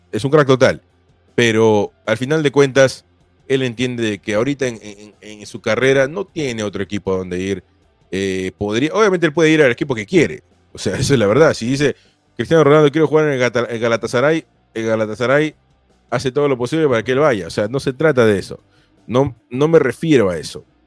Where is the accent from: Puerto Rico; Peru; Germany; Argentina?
Peru; yo soy peruano